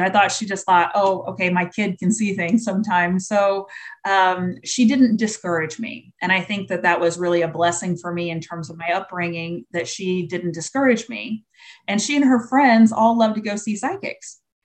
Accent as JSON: {"language": "English", "region": "Indiana", "country": "United States", "tie": "born or raised there", "moved": "yes", "lives_now": "Florida, United States", "said": "we were really blessed growing up in Indiana"}